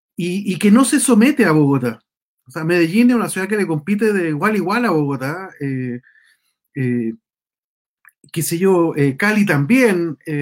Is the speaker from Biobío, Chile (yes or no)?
no; San Javier, Maule, Chile; now in Santiago, Chile; yo soy de San Javier